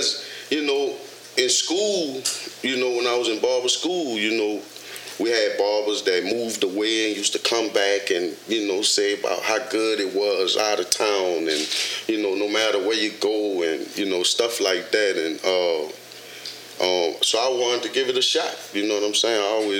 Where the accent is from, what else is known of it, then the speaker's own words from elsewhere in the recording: New Orleans, Louisiana, United States; moved away as an adult; now in Dallas, United States; I'm born and raised in New Orleans. Katrina hit in 05, and that's what brought me to Dallas.